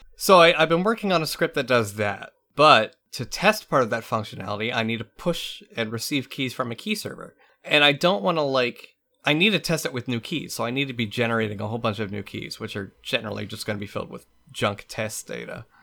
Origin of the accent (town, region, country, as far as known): United States